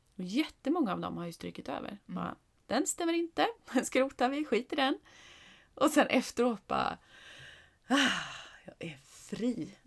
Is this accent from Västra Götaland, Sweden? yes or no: no; Åkersberga, Stockholm County, Sweden; när vi bodde i Åkersberga utanför Stockholm, eller det är ju där vi är uppvuxna.